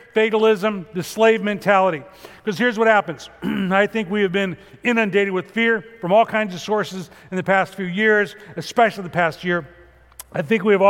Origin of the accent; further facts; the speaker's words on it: Chicago, Illinois, United States; moved away; growing up in Chicago